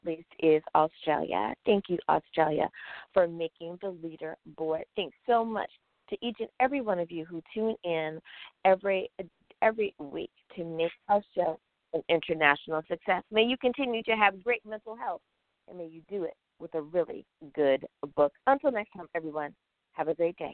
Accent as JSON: {"language": "English", "country": "United States", "said": "EUS of A, my home country"}